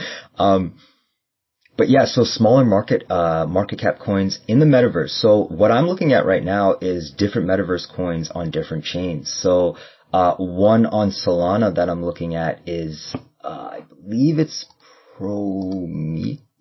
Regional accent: Canada; I'm from Canada

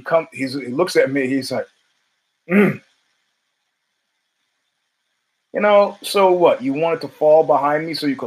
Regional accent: New York City, New York, United States; I'm from Brooklyn. I'm from Flatbush

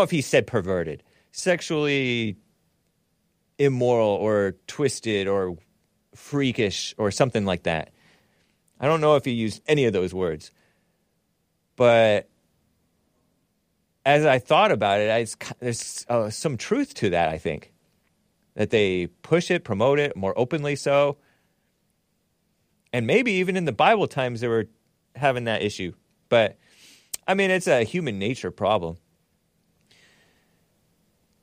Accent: near Pasadena / Monrovia area, California, United States; moved away; I grew up around Mexicans and Asians and some whites.

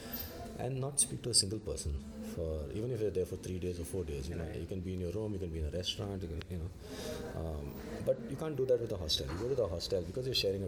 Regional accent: Goa, India; moved away as an adult; also born or lived in Mumbai, India / Hong Kong; I was born in Bombay actually, but I've lived all my life. So I've spent the first 20 years of my life in Goa

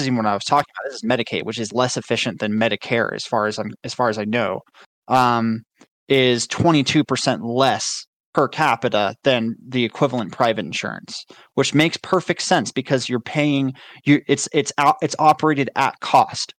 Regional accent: United States; as an American

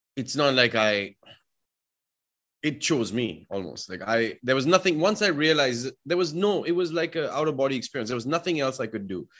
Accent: Delhi, India; moved away as an adult; now in United States; I grew up in Delhi, so I grew up with a lot of people from Pakistan

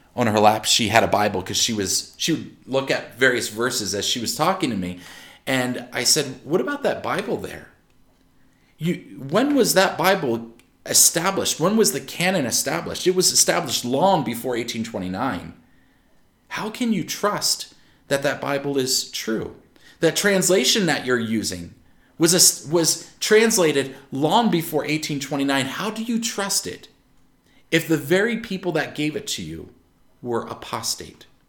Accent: Maryland, United States; also born or lived in Pennsylvania; I'm from Maryland. I spent most of my life in Maryland

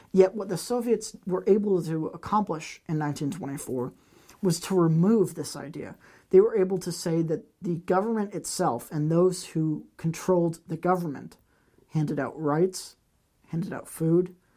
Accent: United States; As an American

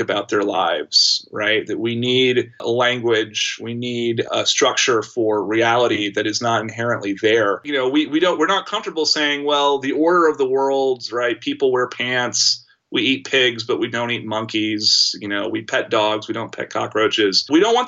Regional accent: Austin, Texas, United States; I'm from Austin and I remember experiencing the events in Waco, Texas as a kid

